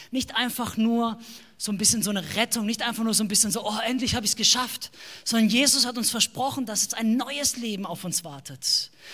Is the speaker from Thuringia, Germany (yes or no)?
no; Baden-Württemberg, Germany; wir kommen noch aus dem Ländle, wie man sagt, in Baden-Württemberg. Wir leben in einem kleinen Dorf mit ungefähr zweieinhalbtausend Einwohnern.